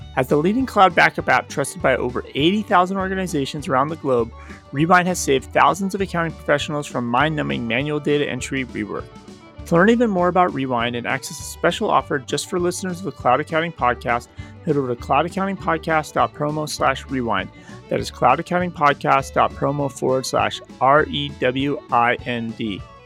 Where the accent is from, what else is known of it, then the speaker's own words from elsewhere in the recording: Arizona, United States; I'm from Arizona